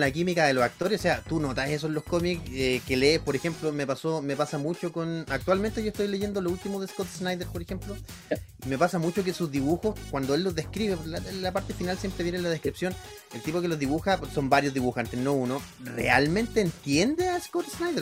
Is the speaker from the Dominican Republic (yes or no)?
no; Santiago, Santiago Metropolitan Region, Chile; yo, yo crecí ahí en Barrio San Diego, en Santiago